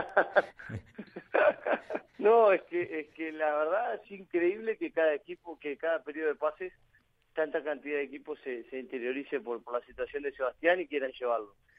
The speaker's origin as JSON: {"language": "Spanish", "country": "Uruguay", "also_born_or_lived": "Spain / El Salvador", "moved": "as an adult", "said": "somos uruguayos los dos"}